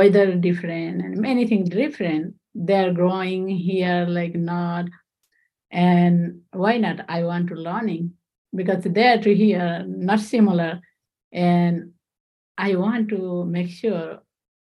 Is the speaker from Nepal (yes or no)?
yes; Nepal; English is a second language; moved away as an adult; now in Central New York, United States; I'm from Nepal.